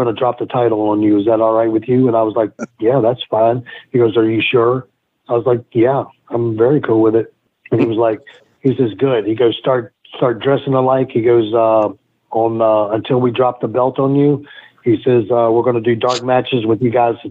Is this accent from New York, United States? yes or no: no; Virginia, United States; I grew up on a farm in the mountains of Virginia.